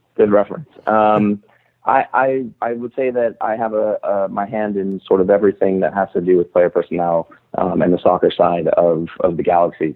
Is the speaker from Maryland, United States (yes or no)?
no; Torrance, California, United States; moved away as an adult; also born or lived in Seattle; I grew up in Torrance, uh, so South Bay is is uh, where I spent most of my life